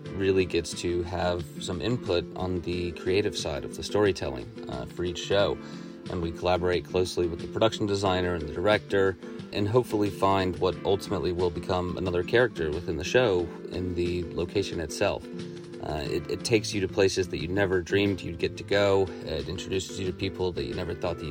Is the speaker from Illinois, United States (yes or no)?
no; Atlanta, Georgia, United States; I was born and raised in Atlanta, Georgia, and currently live in Eastlake